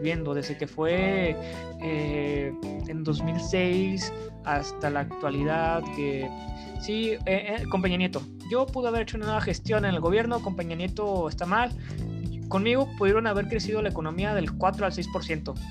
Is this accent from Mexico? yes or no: yes; Mexico